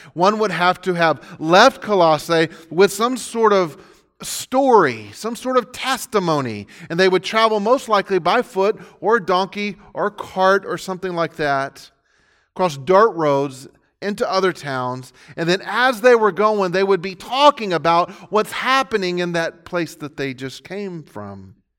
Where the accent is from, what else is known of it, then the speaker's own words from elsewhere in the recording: Pasadena, Texas, United States; I got tired of trying to defend the town that I grew up in. Most of what people knew about the city of Pasadena was that it was polluted